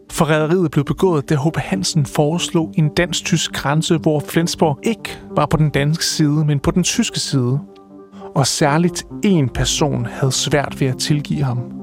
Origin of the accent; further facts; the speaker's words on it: Viborg, Central Denmark Region, Denmark; now in Aabenraa, Denmark; jeg er fra Viborg, og altså midtjyde